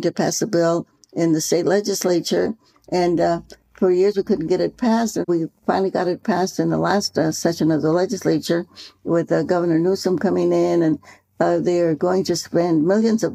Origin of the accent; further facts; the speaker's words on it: Stockton, California, United States; I grew up in Stockton, California, which is also an agricultural area